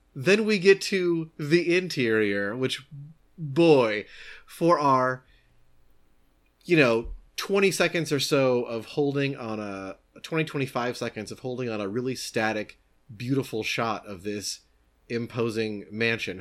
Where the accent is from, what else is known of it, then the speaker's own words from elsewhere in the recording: United States; I'm an American.